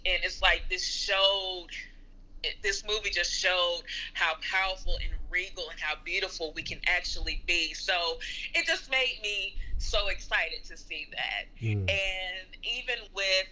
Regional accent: Greensboro, North Carolina, United States; I am from Greensboro, North Carolina

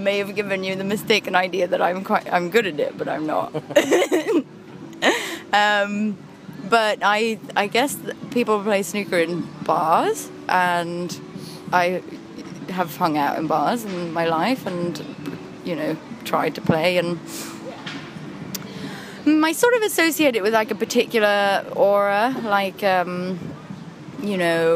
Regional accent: United Kingdom; I'm British

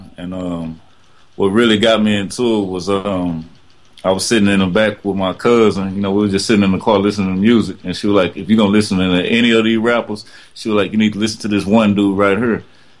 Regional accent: Longview, Texas, United States; accent: Texas; Right here in East Texas, Longview, Texas.

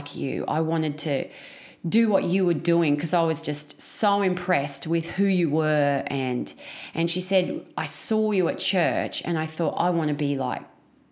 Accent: Batemans Bay, New South Wales, Australia; I grew up in a very small country town. Well, not country, coastal town. Yeah. In New South Wales called Batemans Bay.

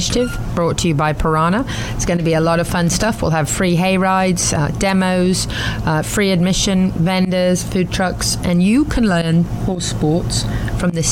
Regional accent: United Kingdom; I'm British

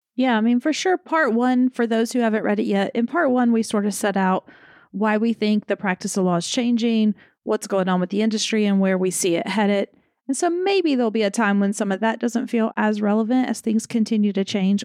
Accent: the South, United States; I'm from the South where lawyer definitely comes out

